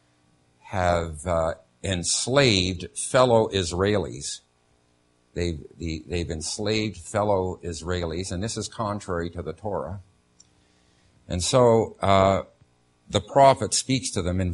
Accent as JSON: {"language": "English", "country": "Canada", "moved": "yes", "said": "as a Canadian"}